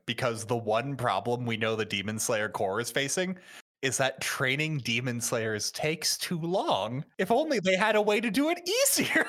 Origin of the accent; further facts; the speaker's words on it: United States; As an American